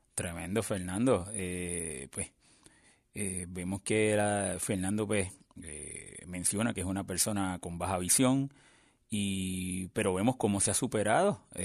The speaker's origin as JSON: {"language": "Spanish", "country": "Puerto Rico", "said": "somos de Puerto Rico"}